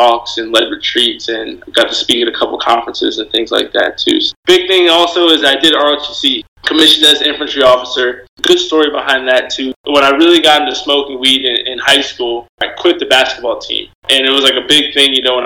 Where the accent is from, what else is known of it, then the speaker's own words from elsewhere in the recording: Harrisburg, Pennsylvania, United States; now in Cincinnati, United States; I was born in Harrisburg, Pennsylvania